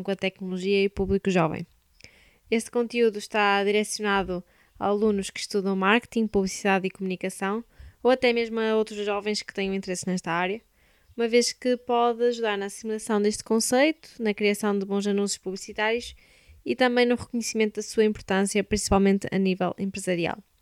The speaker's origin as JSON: {"language": "Portuguese", "town": "Braga", "region": "Norte", "country": "Portugal", "said": "sou de Braga"}